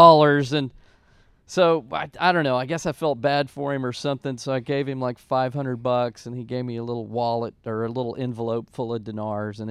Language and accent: English; San Angelo, Texas, United States; I grew up in San Angelo, Texas, and that's out in West Texas